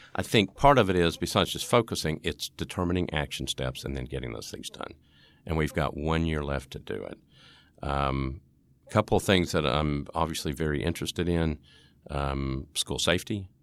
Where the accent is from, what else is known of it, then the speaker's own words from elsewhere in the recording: East Tennessee, United States; I'm from East Tennessee